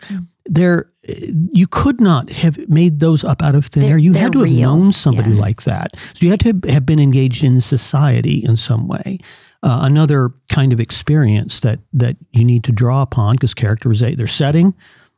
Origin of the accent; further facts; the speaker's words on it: Southern California, United States; I grew up in Southern California